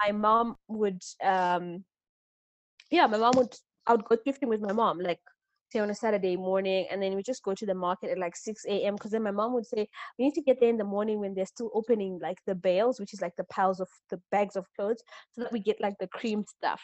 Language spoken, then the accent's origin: English; Mutare, Manicaland, Zimbabwe; I was born and raised in Mutare, which is like a small town in Zimbabwe.